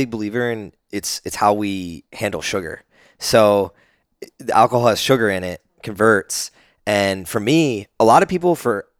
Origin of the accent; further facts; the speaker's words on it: New Jersey, United States; now in Austin, United States; I grew up in New Jersey